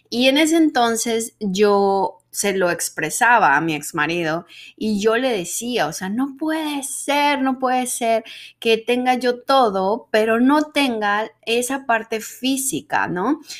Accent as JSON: {"language": "Spanish", "country": "Mexico", "accent": "Mexican neutral accent", "said": "A pesar de que decían en el medio que siendo mexicana y teniendo el dichoso acento neutro, que yo pienso que yo ya no lo tengo, pero bueno, el dichoso acento neutro mexicano"}